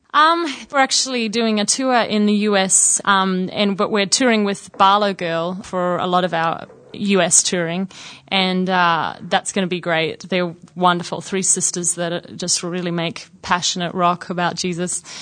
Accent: Sydney, New South Wales, Australia; also born or lived in Brisbane, Australia; now in United States; I actually grew up in Sydney and then lived in Brisbane for about a year and a half um, before we moved to the States in 91

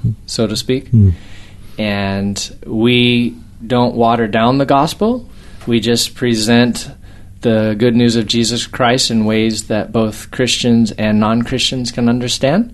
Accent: Albuquerque, New Mexico, United States; moved away as an adult; now in Hawaii, United States; I grew up in the States, mm-hmm. in Albuquerque, New Mexico.

